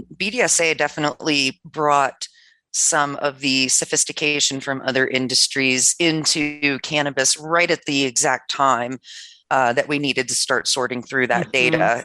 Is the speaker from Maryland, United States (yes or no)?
yes; Maryland, United States; moved away; I'm from Maryland originally.